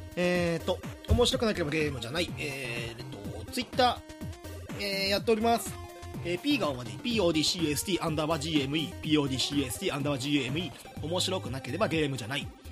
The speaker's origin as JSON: {"language": "Japanese", "region": "Hyogo", "country": "Japan", "tie": "born or raised there", "said": "兵庫出身"}